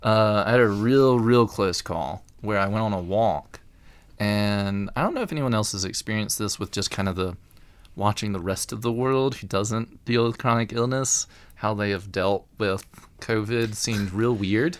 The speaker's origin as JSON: {"language": "English", "region": "Alabama", "country": "United States", "tie": "born or raised there", "accent": "Alabama accent", "moved": "as an adult", "said": "I'm from Alabama. Uh, I don't always sound like it"}